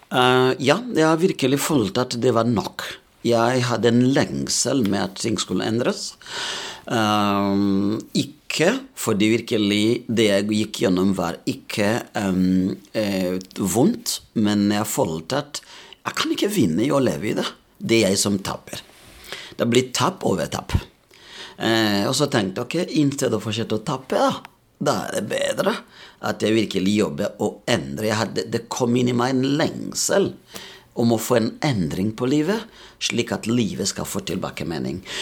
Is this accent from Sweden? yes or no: no; Burundi; Norwegian is a second language; moved away as an adult; now in Molde, Norway; Jeg kommer opprinnelig fra Burundi